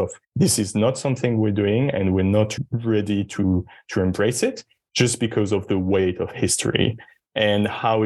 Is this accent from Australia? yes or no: no; France; I'm from France. I grew up in an environment when I was told there's no such thing as race